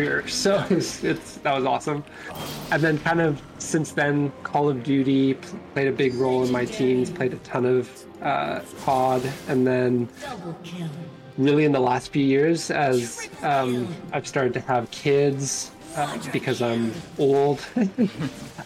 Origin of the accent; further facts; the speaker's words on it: Canada; I'm Canadian